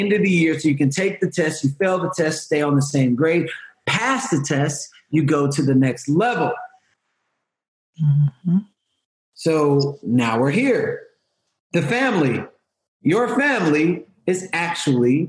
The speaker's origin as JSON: {"language": "English", "town": "Houston", "region": "Texas", "country": "United States", "said": "I'm from Houston"}